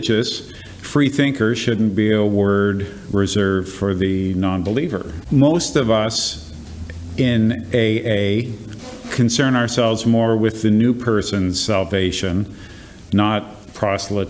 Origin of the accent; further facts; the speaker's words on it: Canada; as a Canadian